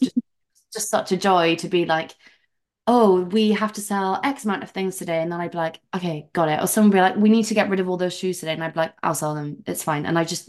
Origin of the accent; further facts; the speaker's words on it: South Wales, United Kingdom; moved away as an adult; also born or lived in London; now in Amsterdam, Netherlands; I am from Wales originally, South Wales, which you could probably hear in my accent. And I moved to London when I was 21